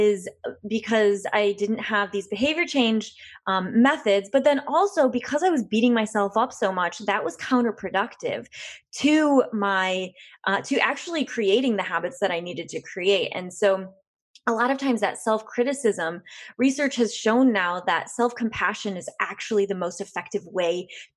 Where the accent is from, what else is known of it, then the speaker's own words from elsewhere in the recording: West Michigan, United States; being from a small town in West Michigan